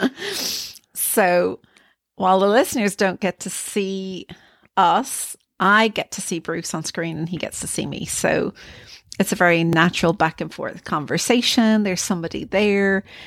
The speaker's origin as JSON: {"language": "English", "country": "Ireland", "said": "I am Irish"}